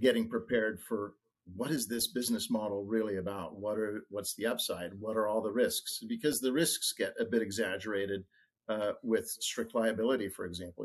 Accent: Oregon, United States; I'm from Oregon

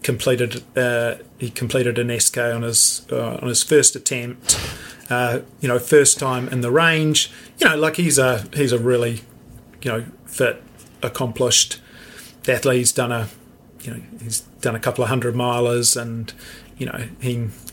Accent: New Zealand; we are so spoiled, you know, to have this amazing country

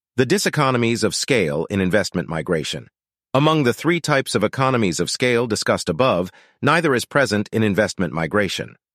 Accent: Norway; moved away; my hometown in Norway

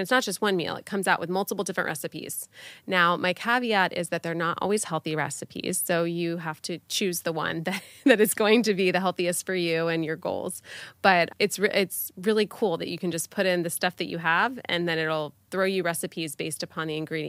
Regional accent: Florida, United States; I'm born and raised in Florida

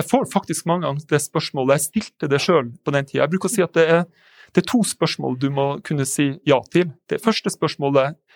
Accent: Northern Norway, Norway; jeg kommer jo fra Nord-Norge. Og, og, og, eh, jeg vokste opp på mange ulike plasser faktisk i Nord-Norge. Pappa var lærer der.

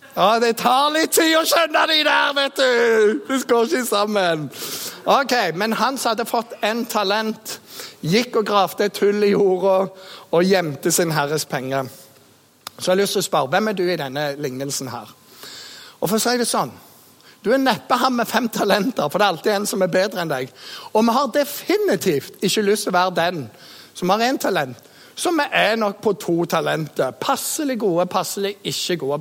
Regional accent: Jæren, Rogaland, Norway; also born or lived in Bergen; født i Bergen og vokst opp eh, på Jæren

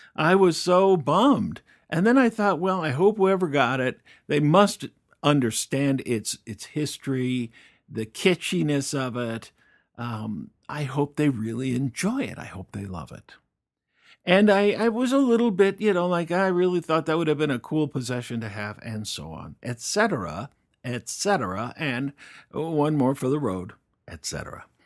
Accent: Fort Collins, Colorado, United States; moved away; a little town in northern Colorado called Fort Collins. Fort Collins, Colorado is my hometown.

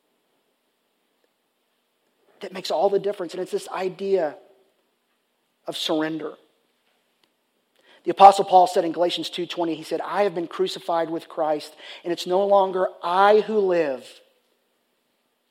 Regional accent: Richardson, Texas, United States; the high school where I grew up at, Richardson High School

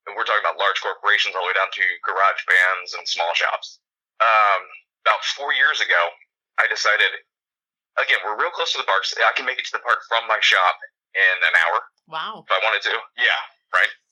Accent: Florida, United States; I was born and raised here in Florida, not very far from the parks at all. So I spent a lot of time growing up uh, in the Magic Kingdom.

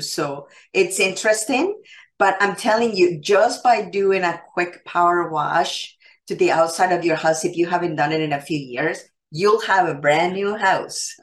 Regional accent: Canada; I am Canadian

